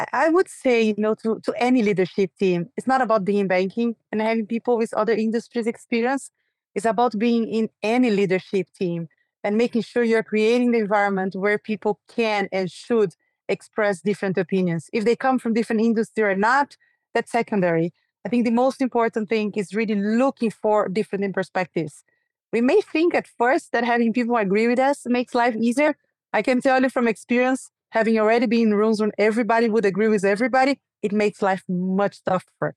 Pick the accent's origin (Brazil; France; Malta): Brazil; moved away; also born or lived in New York; live in this country where I was born and raised, Brazil